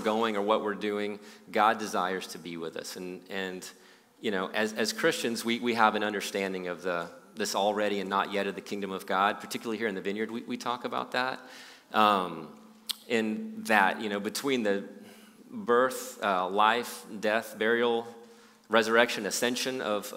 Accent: Austin, Texas, United States; moved away as an adult; now in Houston, United States; I moved to Houston about 22 years ago or so from Austin, and I grew up in Austin

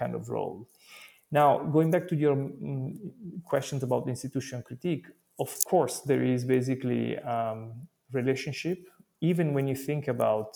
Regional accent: Italy; I come from Italy

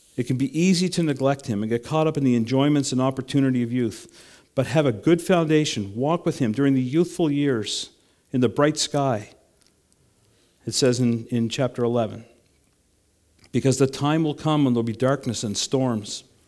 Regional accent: Canada; I'm a Canadian

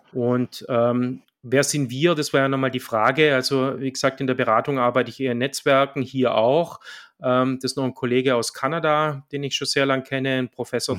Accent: Swabia, Germany; accent: Swabian; moved away; wie man vielleicht hört, ich bin Schwabe, aber schon lange im Exil

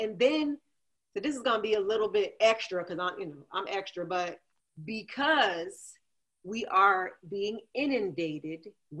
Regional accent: New Jersey, United States; I'm a Scorpio, I'm from Jersey

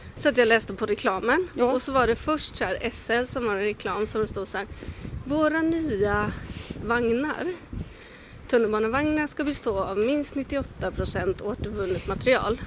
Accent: Småland, Sweden; moved away; jag är från Småland

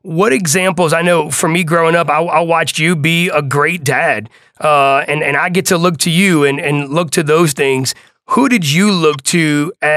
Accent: New Orleans, Louisiana, United States; growing up on the West Bank of New Orleans

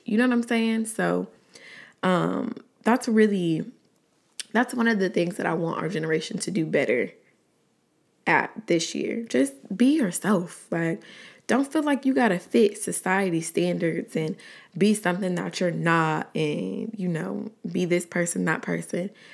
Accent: Atlanta, Georgia, United States; also born or lived in College Park, Georgia / Riverdale, Georgia; I was born and raised in Atlanta, Georgia. Southside, more specifically

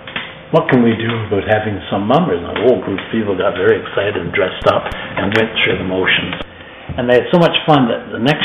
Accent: Newfoundland and Labrador, Canada; born or raised there; moved away

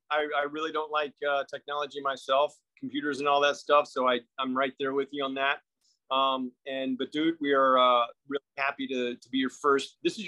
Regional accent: Destin, Florida, United States; moved away; also born or lived in Fort Walton Beach; I grew up in Destin.

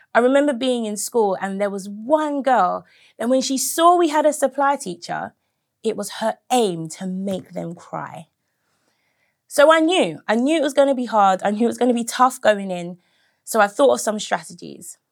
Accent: United Kingdom; I'm a second generation British person.

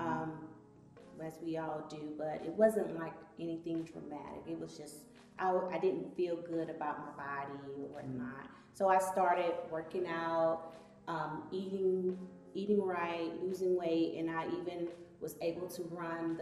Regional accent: Atlanta, Georgia, United States; I'm originally from Atlanta, born and raised, Southwest Atlanta

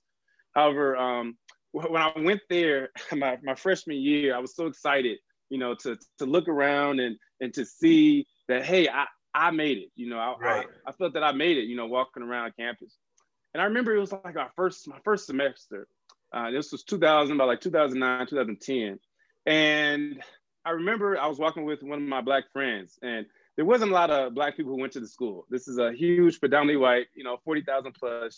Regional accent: Chicago, Illinois, United States; I was born in July 1991 in Chicago, Illinois.

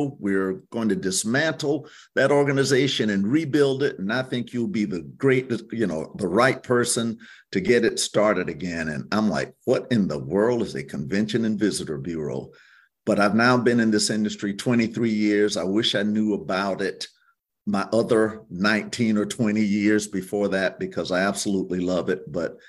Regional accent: Hampton, South Carolina, United States; I'm a Low Country South Carolina boy. Maternal grandparents were Gullah Geechee. And so grew up in Hampton, South Carolina, Hampton County.

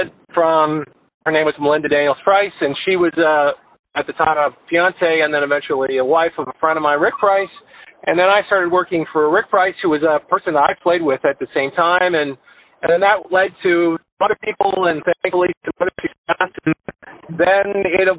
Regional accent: Canada; moved away as an adult; now in Florida, United States; I'm Canadian, and I came to South Florida originally to pursue some golf myself

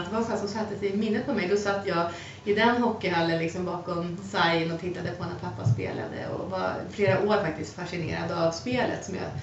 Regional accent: Mälardalen, Sweden; det finns så mycket runstenar i det området som jag har vuxit upp

